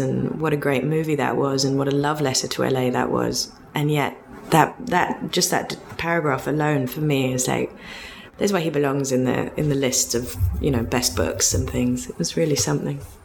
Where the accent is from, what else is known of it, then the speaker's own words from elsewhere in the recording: London, United Kingdom; also born or lived in West Hollywood / Laurel Canyon; now in Los Angeles, United States; having been born and raised in London